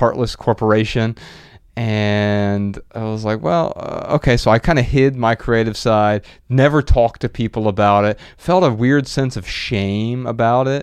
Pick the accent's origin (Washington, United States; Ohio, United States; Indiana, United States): Ohio, United States; Dayton; I'm from Dayton, and it's same metro